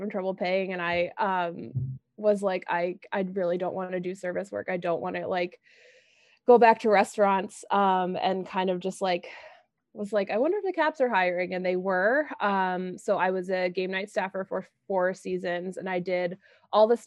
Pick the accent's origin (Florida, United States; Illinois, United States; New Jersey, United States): New Jersey, United States; Princeton; I grew up in New Jersey, right around Princeton.